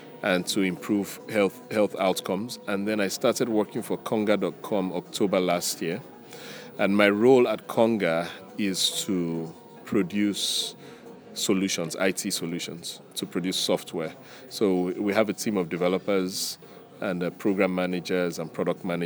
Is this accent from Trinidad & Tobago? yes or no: no; Nigeria; moved away as an adult; also born or lived in United States / Ghana; I grew up in Nigeria.